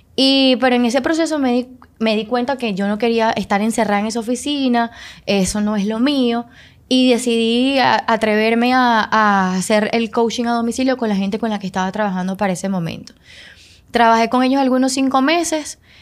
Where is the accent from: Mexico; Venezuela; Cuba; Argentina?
Venezuela; moved away as an adult; now in Dominican Republic; soy venezolana. Eh, tengo algunos seis años viviendo acá en República Dominicana